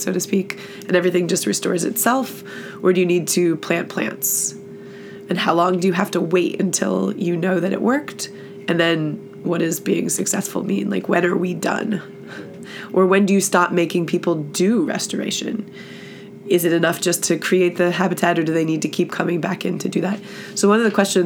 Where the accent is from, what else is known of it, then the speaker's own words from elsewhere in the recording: United States; moved away as an adult; also born or lived in California; I grew up in the Chesapeake Bay